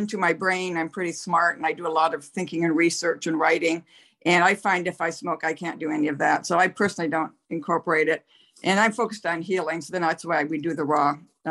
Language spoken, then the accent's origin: English; Nebraska, United States; I'm from Nebraska, and our particular parish, the last I knew, still did not allow girls on the altar